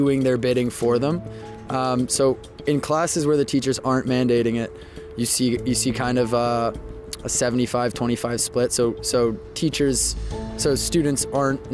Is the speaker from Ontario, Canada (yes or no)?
yes; Toronto, Ontario, Canada; now in Waterloo, Canada; I'm from Toronto originally, grew up there, was born there.